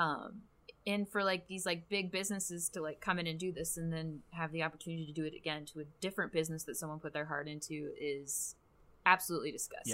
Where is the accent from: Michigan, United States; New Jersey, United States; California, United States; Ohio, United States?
Michigan, United States; Grand Rapids; we're both from Grand Rapids